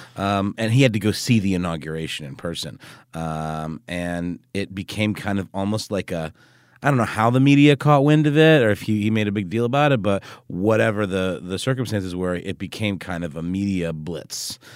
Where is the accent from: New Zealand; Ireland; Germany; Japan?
Germany; moved away; when I was a kid growing up in Germany